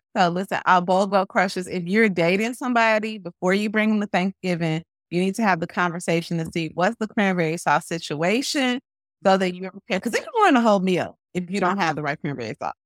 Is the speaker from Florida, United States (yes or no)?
no; Chicago, Illinois, United States; I'm a Chicagoan as well